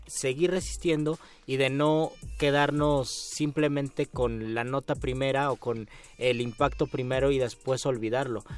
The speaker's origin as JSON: {"language": "Spanish", "country": "Mexico", "said": "a nuestra manera de ser como mexicanos"}